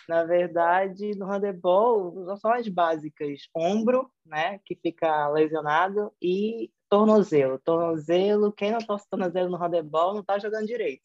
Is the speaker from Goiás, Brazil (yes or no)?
no; Manaus, Amazonas, Brazil; accent: Brazilian; moved away as an adult; also born or lived in São Paulo, Brazil; now in Portugal; pelo sotaque, eu sou brasileira. Eu nasci em Manaus, Amazonas, que é o norte do Brasil. É, conheci, estudei lá, é, fiz toda a minha vida de formação acadêmica em Manaus